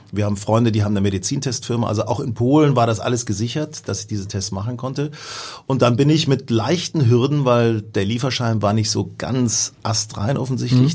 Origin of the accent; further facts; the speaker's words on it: Hanover, Lower Saxony, Germany; Da bin ich nach Hannover gefahren, meiner Heimatstadt, wo ich noch meinen ersten Wohnsitz habe